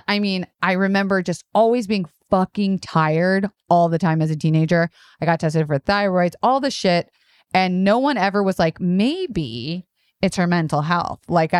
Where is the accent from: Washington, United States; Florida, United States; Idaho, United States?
Florida, United States; Tampa; born or raised there; moved away